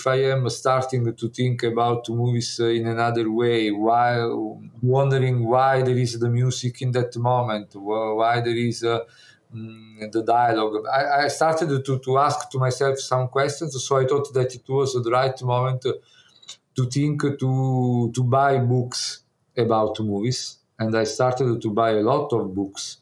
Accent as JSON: {"language": "English", "town": "Naples", "region": "Campania", "country": "Italy", "tie": "born or raised there", "second_language": "English", "said": "I was born in Naples. I grew up in Naples"}